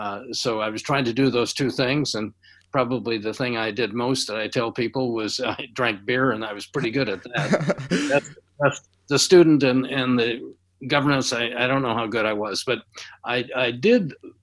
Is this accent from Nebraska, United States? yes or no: no; Spokane, Washington, United States; I grew up in Spokane, Washington, which is near the Canadian border on the eastern edge of the state of Washington. And it was a small town, a couple hundred thousand people. It was one where you spend most of your time out of doors.